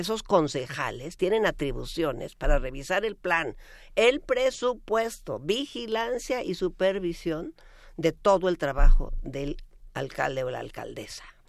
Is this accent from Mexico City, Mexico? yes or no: yes; Mexico City, Mexico; esta ciudad que pues cuando yo fui niña corríamos por las calles y jugábamos